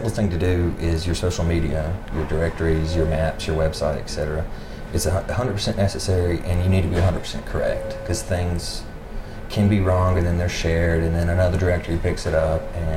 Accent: Fork Shoals, South Carolina, United States; also born or lived in Travelers Rest, South Carolina; I grew up in Fork Shoals.

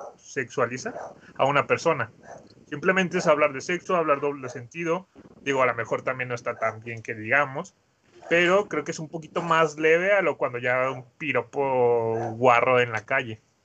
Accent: Mexico; todos los mexicanos debemos de tener

